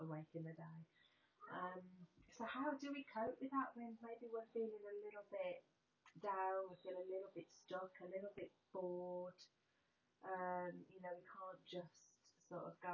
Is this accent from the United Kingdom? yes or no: yes; United Kingdom; being British